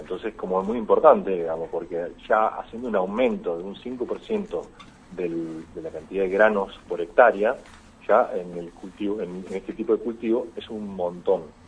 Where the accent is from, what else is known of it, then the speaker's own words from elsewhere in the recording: Marcos Juárez, Córdoba, Argentina; moved away as an adult; also born or lived in Concordia; soy oriundo de Marco Juárez